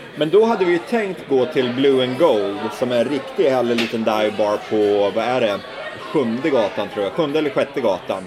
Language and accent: Swedish; Sweden; vi svenskar